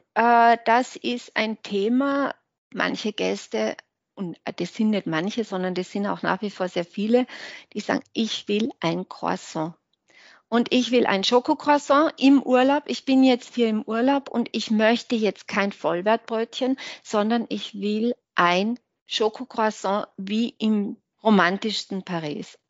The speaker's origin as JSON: {"language": "German", "town": "Hinterthiersee", "region": "Tyrol", "country": "Austria", "tie": "born or raised there", "said": "Heimat ist schon hinter Tirse, würde ich schon sagen, ja. Heimat ist"}